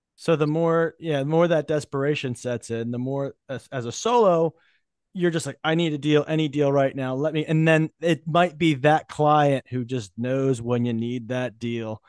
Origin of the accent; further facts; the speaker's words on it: New Jersey, United States; I'm from Jersey